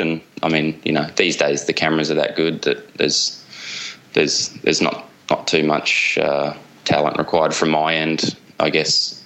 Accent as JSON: {"language": "English", "region": "Australian eastern seaboard", "country": "Australia", "tie": "born or raised there", "moved": "as an adult", "lives_now": "Java, Indonesia", "said": "grew up on the Australian eastern seaboard"}